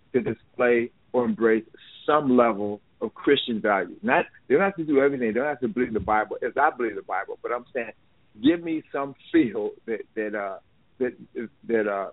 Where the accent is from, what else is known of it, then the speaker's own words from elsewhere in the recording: Chicago, Illinois, United States; moved away as an adult; now in Las Vegas, United States; I live in Las Vegas. I'm from Chicago, but I moved to Las Vegas after I got out of the Air Force in 76